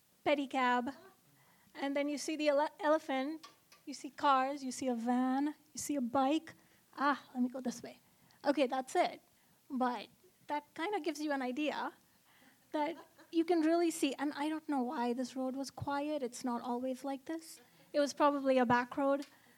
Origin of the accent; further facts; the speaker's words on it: Oman; So I grew up in Oman, which is a country in the Middle East. It's about 3 hours from Dubai.